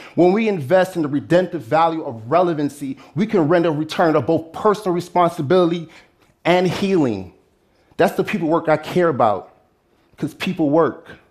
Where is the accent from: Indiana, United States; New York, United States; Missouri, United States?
New York, United States; New York City; a middle school in Brooklyn, my hometown